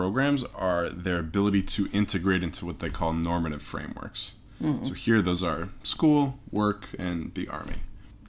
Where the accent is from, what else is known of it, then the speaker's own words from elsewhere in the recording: Evanston, Illinois, United States; I grew up in Chicago, right outside of Chicago, in a place called Evanston, Illinois